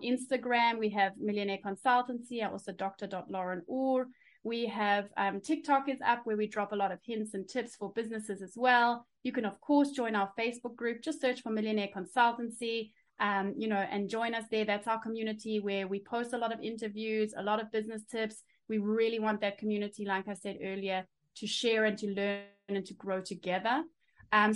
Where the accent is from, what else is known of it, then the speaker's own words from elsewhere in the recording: South Africa; now in Germany; I was born in South Africa.